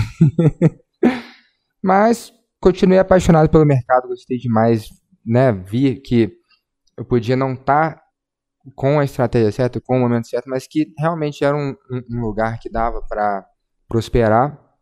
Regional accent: Belo Horizonte, Minas Gerais, Brazil; nascido e criado em Belzonte, Minas Gerais

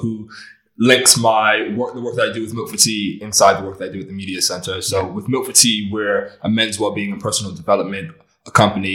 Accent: just outside Washington, D.C., Maryland, United States; moved away as an adult; also born or lived in Los Angeles, United States; now in Bristol, United Kingdom; was raised just outside of Washington, D.C. in Maryland.

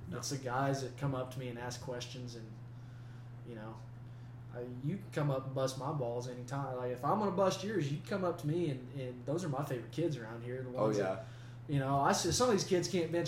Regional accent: Hugoton, Kansas, United States; moved away; I kind of went to high school out in a little bitty farm town, Hugoton, Kansas

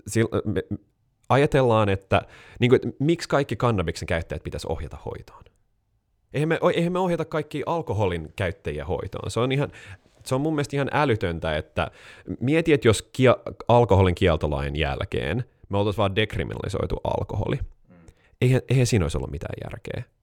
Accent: Helsinki, Uusimaa, Finland; also born or lived in United States; Mun faija on Jenkki, mut se on helsinkiläinen, äh, mä oon siis neljän sukupolven stadilainen

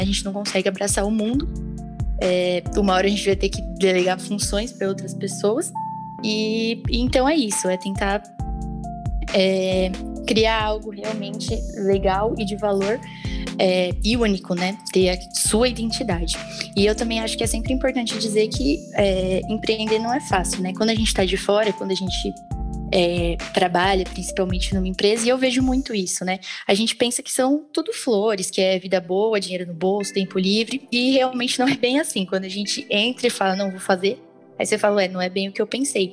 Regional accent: Santo André, São Paulo, Brazil; eu sou de Santo André

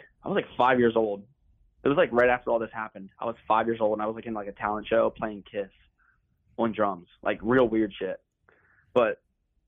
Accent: Dundalk, Maryland, United States; the house I grew up in Dundalk.

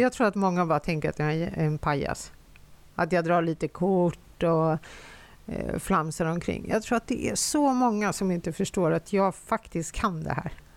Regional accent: Finland; now in Sweden; Jag är ju uppvuxen, eh, eftersom jag kommer från Finland

